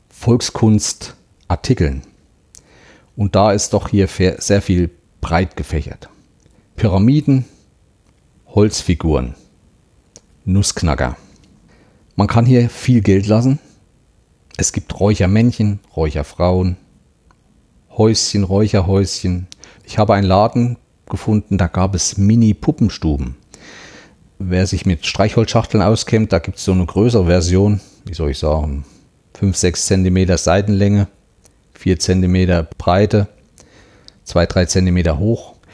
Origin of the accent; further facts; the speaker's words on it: Thuringia, Germany; Was mir auch aufgefallen ist, bei uns in Thüringen oder auch in anderen Gegenden zu Weihnachten stehen auch Schwibbögen in den Fenstern.